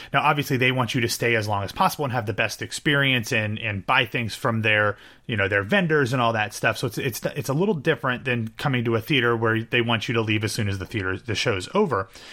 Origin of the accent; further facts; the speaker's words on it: Ohio, United States; now in Florida, United States; growing up in Ohio or even now living in Florida